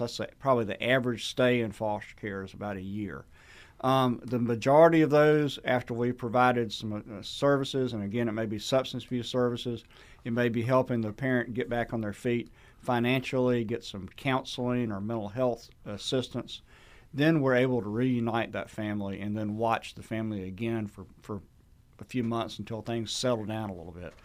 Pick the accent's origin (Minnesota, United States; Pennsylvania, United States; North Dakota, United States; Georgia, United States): Georgia, United States; Sandersville; my hometown of Sandersville